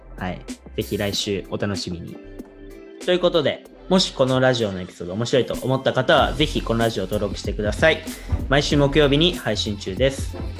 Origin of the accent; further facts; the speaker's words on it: Japan; moved away as an adult; now in United States; 日本人とはいえそう僕みたいにこうずっと日本の高校に来た子